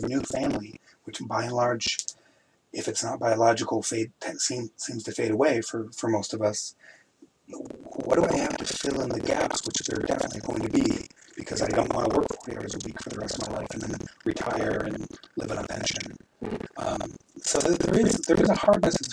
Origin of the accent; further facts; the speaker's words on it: Midwest, United States; When I was a teenager, I grew up in the Midwest